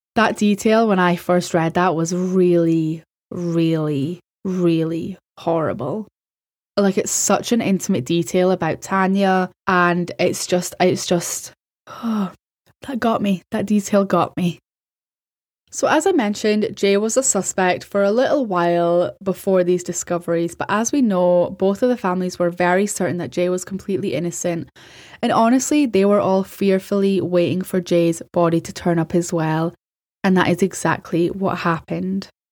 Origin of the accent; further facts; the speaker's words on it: Scotland, United Kingdom; As a European, as a Scottish person